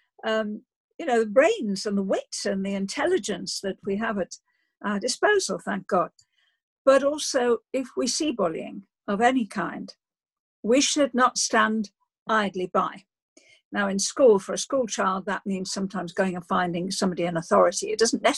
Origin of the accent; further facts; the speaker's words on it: Liverpool, North West England, United Kingdom; moved away as an adult; also born or lived in Oxford; I grew up in Liverpool